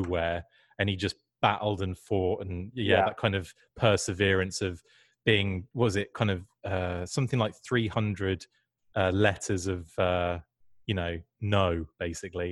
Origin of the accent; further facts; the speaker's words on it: United Kingdom; I'm from Britain